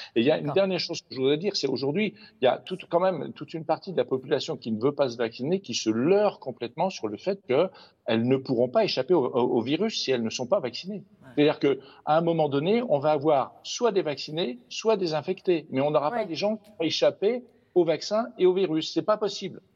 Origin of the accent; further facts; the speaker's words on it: France; chez nous en France